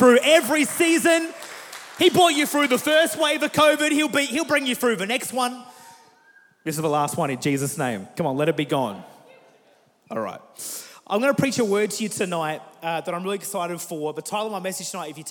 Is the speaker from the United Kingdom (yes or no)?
no; Murray Bridge, South Australia, Australia; now in Adelaide, Australia; I grew up in South Australia for all my life, grew up in a place called Murray Bridge, moved to Adelaide 5 years ago